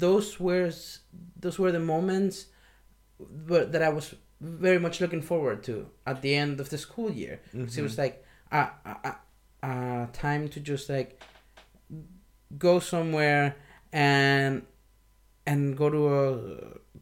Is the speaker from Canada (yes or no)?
no; Maracaibo, Zulia, Venezuela; moved away as an adult; in my hometown, like, if you liked pop, for the most part, it would raise questions about you